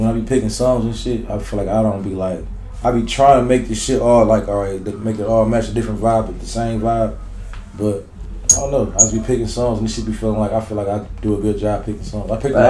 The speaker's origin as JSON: {"language": "English", "town": "Detroit", "region": "Michigan", "country": "United States", "said": "Shit, I'm from Detroit, man."}